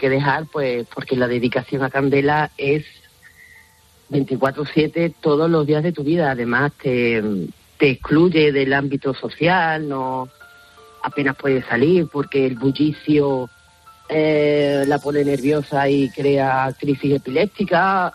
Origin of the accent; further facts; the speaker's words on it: Museros, Valencian Community, Spain; en mi pueblo que es Museros en Valencia